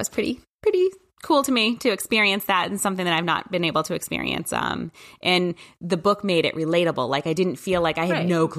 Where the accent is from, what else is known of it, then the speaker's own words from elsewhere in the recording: New Hampshire, United States; because I did not grow up in a city, and actually I grew up quite in New Hampshire in the, you know, the backwoods, I guess, with lots of acres between people